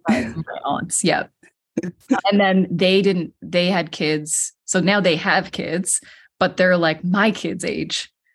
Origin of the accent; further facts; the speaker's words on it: Cape Breton, Nova Scotia, Canada; I am from Cape Breton, Nova Scotia in Canada